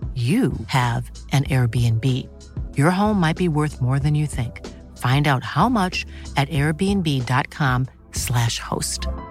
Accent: Stockholm, Stockholm County, Sweden; jag växte upp i Årsta

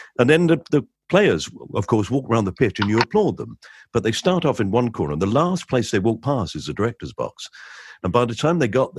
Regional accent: London, United Kingdom; now in Kent, United Kingdom; I was born near Millwall Football Ground

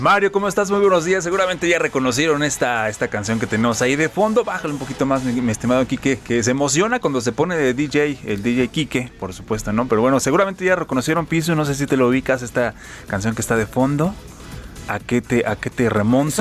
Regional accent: Mexico; México, nuestro país

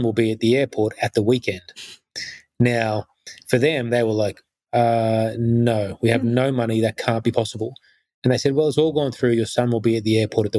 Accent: Sydney, New South Wales, Australia; I then grew up, I guess, in the Sutherland Shire, the probably the whitest part of Australia you could ever grow up in the 80s

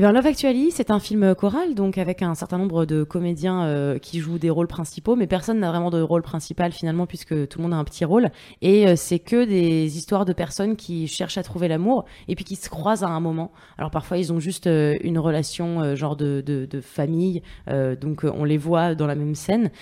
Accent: Paris, Île-de-France, France; j'ai grandi à Paris

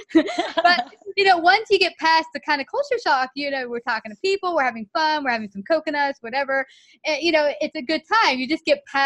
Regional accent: United States; me being an American

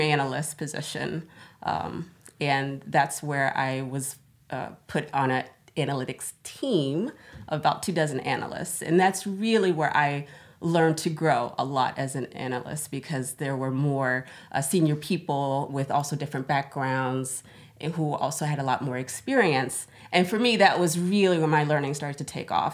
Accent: Florida, United States; moved away as an adult; now in Stockholm, Sweden; I'm originally from Florida. That's where I was born and raised

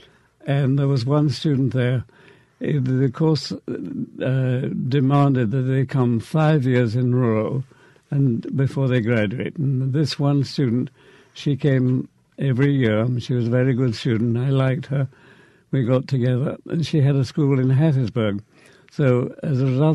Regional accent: Bedford, East of England, United Kingdom; moved away as an adult; now in Mississippi, United States; I grew up in a town called Bedford, which is 50 miles north of London.

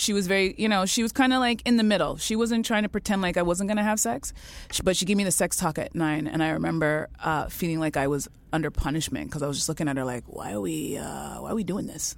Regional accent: Canada; I was born in Canada

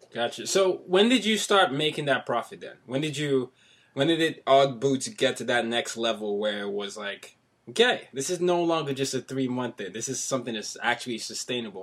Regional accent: Nigeria; now in New York City, United States; I'm Nigerian, so you know right. I'm, I'm a foreigner living in New York City

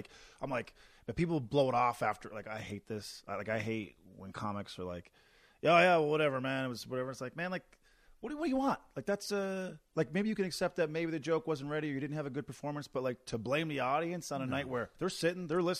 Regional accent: Newfoundland and Labrador, Canada; I moved from Newfoundland and my first time on stage was here.

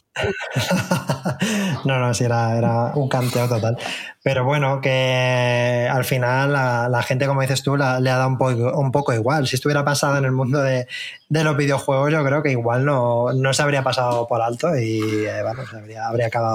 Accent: Albacete, Castilla-La Mancha, Spain; moved away; yo soy de Albacete

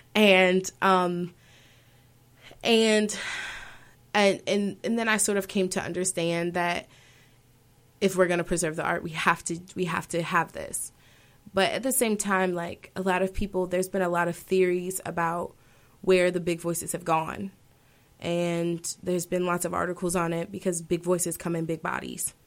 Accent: Baltimore, Maryland, United States; I'm from Baltimore, Maryland, so we were from Baltimore City, and just were used to rap and R&B being all, all around us

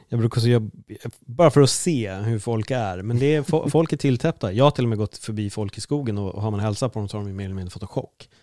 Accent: Sweden; vi är jättetrevliga vi svenskar

